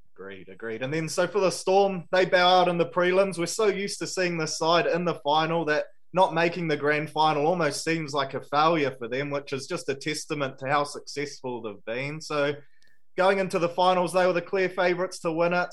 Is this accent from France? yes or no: no; New Zealand; being a Kiwi myself